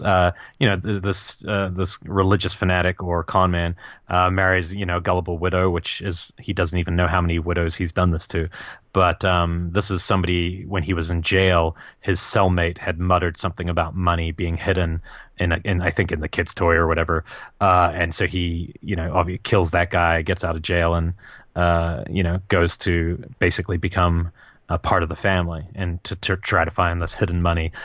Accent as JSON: {"language": "English", "country": "New Zealand", "tie": "born or raised there", "moved": "yes", "said": "growing up in New Zealand"}